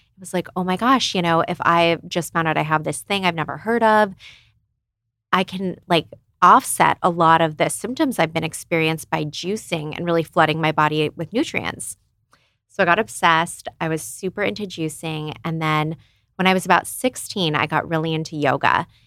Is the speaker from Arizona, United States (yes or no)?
yes; Phoenix, Arizona, United States; moved away as an adult; also born or lived in San Diego; I was from Phoenix originally, and then I moved to San Diego because I went to USD for law school.